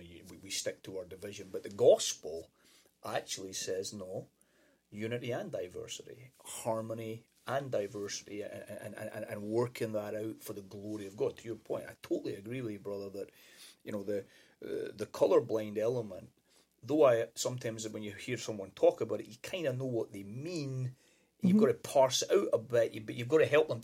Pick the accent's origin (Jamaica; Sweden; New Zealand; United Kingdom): United Kingdom; Scotland; moved away as an adult; now in United States; growing up in Scotland